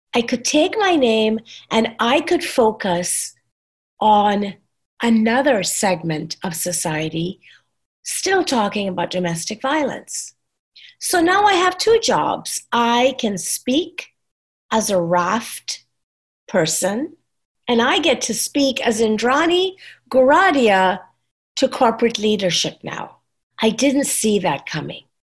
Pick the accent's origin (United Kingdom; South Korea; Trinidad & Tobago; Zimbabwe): Trinidad & Tobago; moved away as an adult; also born or lived in New York, United States; now in Texas, United States; I came to this country when I was 21 and I said, I'm Trinidadian